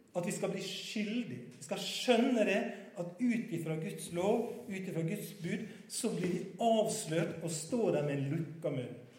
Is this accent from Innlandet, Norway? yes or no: no; Sunnmøre, Møre og Romsdal, Norway; moved away; Jeg er egentlig sunnmøring